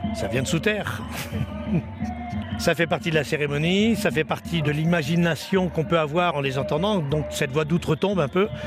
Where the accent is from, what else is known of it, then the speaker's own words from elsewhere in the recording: France; Je suis français